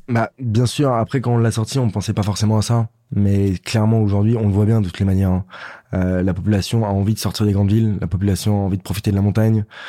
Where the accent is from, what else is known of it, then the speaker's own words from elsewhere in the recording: France; on est normand, on est auvergnat, on reste français